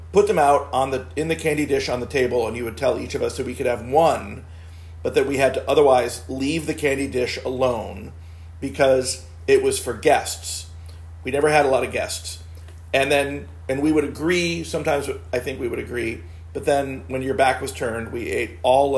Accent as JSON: {"language": "English", "region": "South Florida", "country": "United States", "tie": "born or raised there", "said": "growing up in South Florida is that we had a key lime tree in our backyard."}